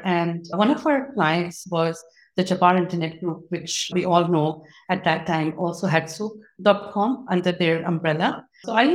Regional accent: Dubai, United Arab Emirates; I was born and raised in Dubai

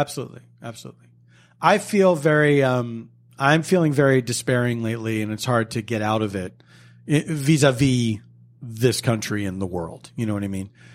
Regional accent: Philadelphia, Pennsylvania, United States; where I grew up in Philadelphia

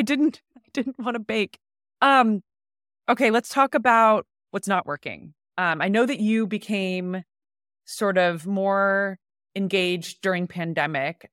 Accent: San Francisco, California, United States; I was born in San Francisco, grew up here my whole life

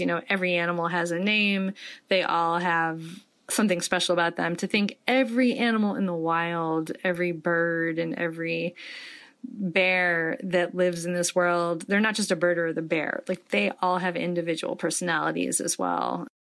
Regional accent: Detroit, Michigan, United States; moved away; a kid growing up in Detroit

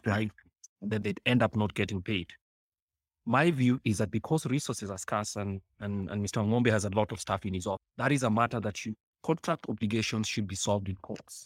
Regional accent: Kenya; as a Kenyan

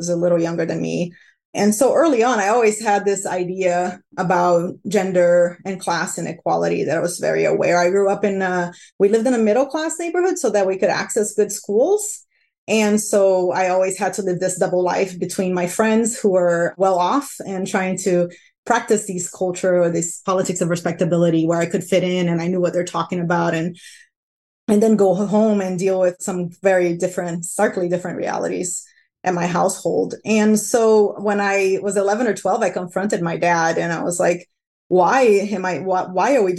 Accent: Brazil; now in United States; I grew up in Brazil, and my parents split up when I was 9, and I was raised by a single dad

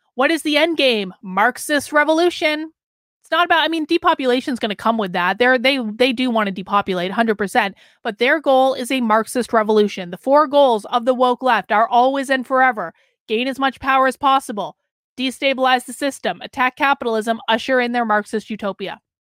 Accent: Vermont, United States; my home state of Vermont

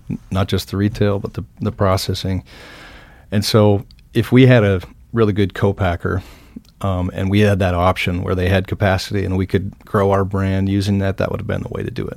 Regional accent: Helmville, Montana, United States; now in Helena, United States; I grew up in the Helmville, Blackfoot Valley

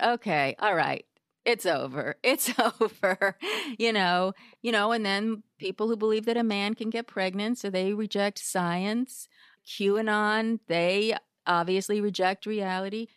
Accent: Berkeley, California, United States; I grew up in Berkeley.

